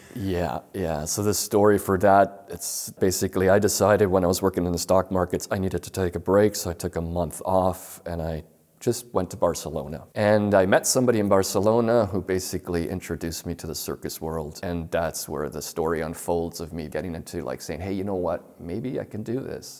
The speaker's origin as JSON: {"language": "English", "town": "Toronto", "region": "Ontario", "country": "Canada", "tie": "born or raised there", "said": "I'm from Toronto, um, Canada, Toronto, Ontario. The neighborhood I grew up with, it's sort of working class."}